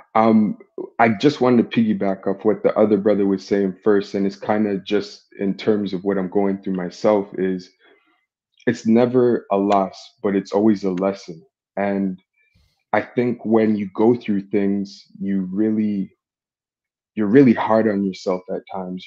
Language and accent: English; Toronto, Ontario, Canada; I'm thirty-three. I'm from Toronto.